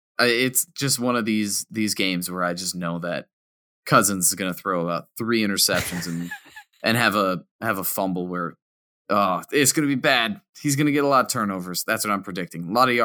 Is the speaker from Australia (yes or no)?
no; United Kingdom; accent: British; It's my accent. My British accent's annoying.